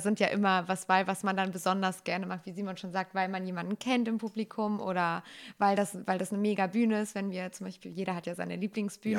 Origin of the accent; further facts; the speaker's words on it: Bechen, North Rhine-Westphalia, Germany; ich komme aus Bechen, also das ist in der Nähe von Bergschlappach noch weiter aufs Land und meine Eltern waren schon in der Tanzgruppe und ich dann als kleines Kind